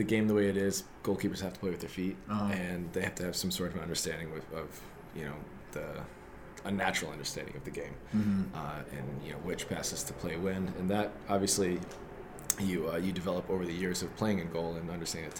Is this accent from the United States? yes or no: yes; Rockford, Michigan, United States; 27 years old. I'm from Rockford, Michigan.